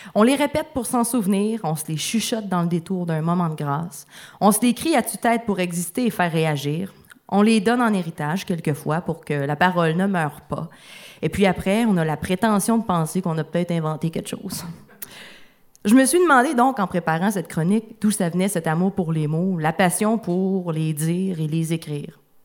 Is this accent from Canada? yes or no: yes; Rouyn-Noranda, Quebec, Canada; dans, la ville où j'ai grandi, à Rwanda, il y avait un café littéraire par mois